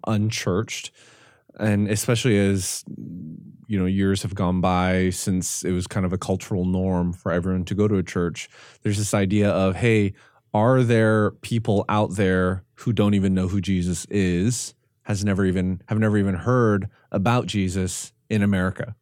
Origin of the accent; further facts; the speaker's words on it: Canada; I'm, I'm Canadian